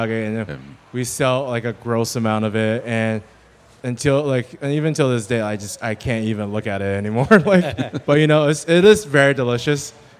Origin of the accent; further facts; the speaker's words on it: China; I remember growing up in China and during, especially New Year's, Lunar New Year, that we would sit around a table, my grandma would roll the dough, and then the rest of us would sit around and just make dumplings.